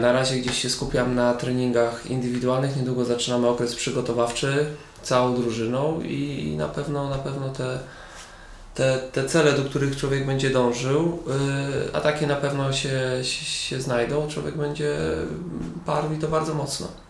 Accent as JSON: {"language": "Polish", "town": "Siedlce", "region": "Masovian Voivodeship", "country": "Poland", "tie": "born or raised there", "lives_now": "Kielce, Poland", "said": "Ja wychowałem się, urodziłem w Siedcach, później gdzieś tam przeprowadziliśmy się z rodzicami na wieś"}